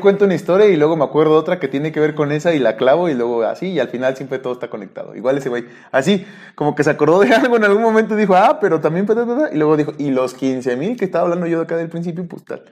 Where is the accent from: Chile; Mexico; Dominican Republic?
Mexico; Nayarit; En mi pueblo, ahí en, en, Nayarit